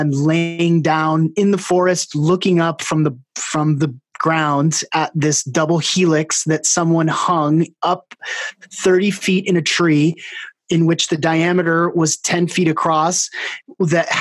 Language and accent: English; Seattle, Washington, United States; I'm from Seattle and grew up in the Northwest running around in the woods bare feet